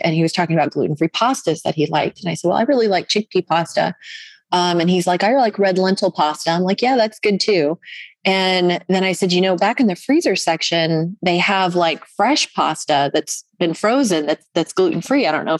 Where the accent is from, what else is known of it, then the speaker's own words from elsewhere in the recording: Orlando, Florida, United States; Because right now, I mean, and I'm in North Georgia and I come from Orlando, Florida.